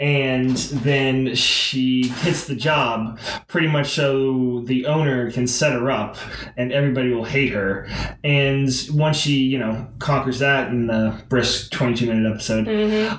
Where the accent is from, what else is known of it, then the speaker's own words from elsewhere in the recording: Southern California, United States; now in Pacific Northwest, United States; I grew up in Southern California